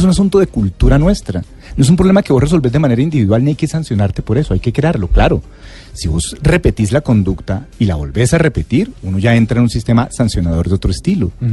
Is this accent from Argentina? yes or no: no; Cali, Valle del Cauca, Colombia; yo soy de Cali